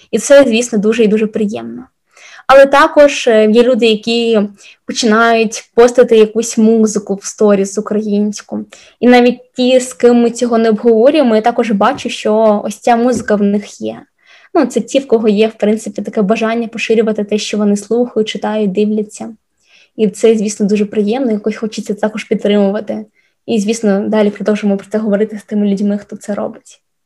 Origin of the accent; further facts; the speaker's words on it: Sloviansk, Donetsk Oblast, Ukraine; moved away; also born or lived in Kyiv / Stockholm; я зі Слов'янська